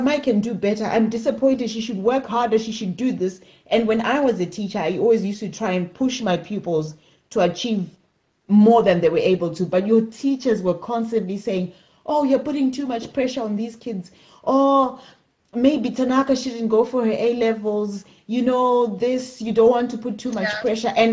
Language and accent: English; Zimbabwe; moved away as an adult; I grew up in Zimbabwe